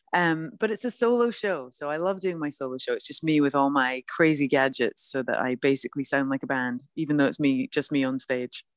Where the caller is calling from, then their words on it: Los Angeles, California, United States; I'm calling you from sunny Los Angeles.